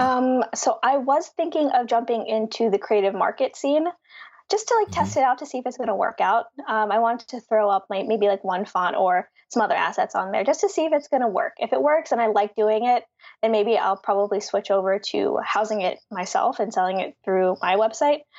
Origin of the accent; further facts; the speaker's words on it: Philadelphia, Pennsylvania, United States; I grew up in Philly, went to college mm. in hmm. Philly